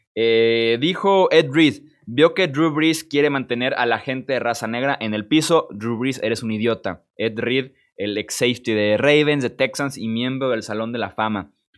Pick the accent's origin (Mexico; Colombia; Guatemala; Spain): Mexico; Yo soy mexicano